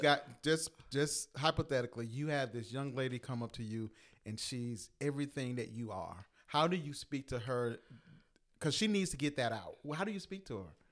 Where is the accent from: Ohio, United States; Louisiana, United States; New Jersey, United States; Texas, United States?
Louisiana, United States; we're from Louisiana